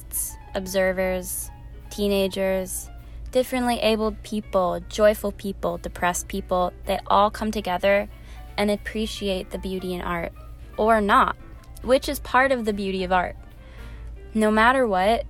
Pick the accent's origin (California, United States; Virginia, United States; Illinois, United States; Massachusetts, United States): Illinois, United States; Chicago; I'm from Chicago, Illinois, and I'm studying Communication and Media Studies at Fordham University